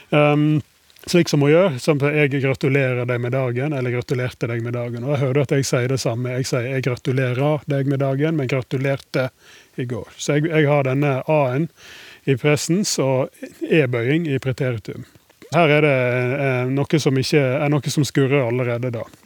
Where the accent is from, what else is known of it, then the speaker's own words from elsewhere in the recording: Kaupanger, Vestland, Norway; Jeg er jo fra Kopanger. Ja. Det ligger veldig nært Sogndal.